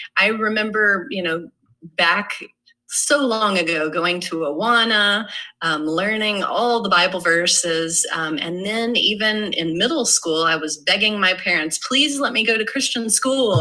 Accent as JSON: {"language": "English", "town": "Irving", "region": "Texas", "country": "United States", "tie": "born or raised there", "said": "grew up in Irving, Texas"}